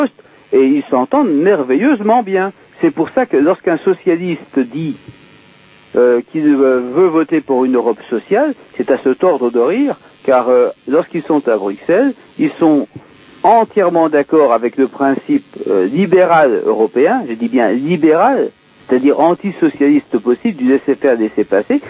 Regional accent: France; je suis français

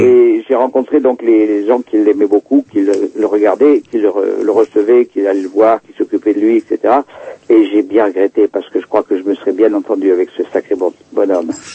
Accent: France; moved away; moi je suis français, je suis européen, je, ne suis pas, je suis pas né ici

